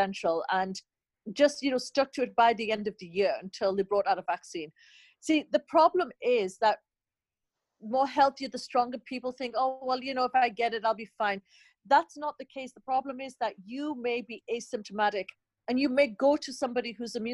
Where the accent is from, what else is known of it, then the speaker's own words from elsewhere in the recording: Newcastle upon Tyne, North East England, United Kingdom; now in United States; we're from the Northeast in Newcastle